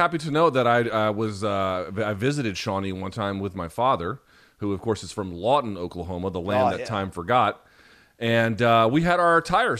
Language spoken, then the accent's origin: English; India; born there; I was born in India.